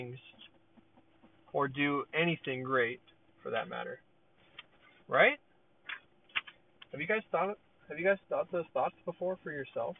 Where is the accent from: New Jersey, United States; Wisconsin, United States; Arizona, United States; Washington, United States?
Arizona, United States; Peoria; I'm from Arizona. So I'm in Peoria, Arizona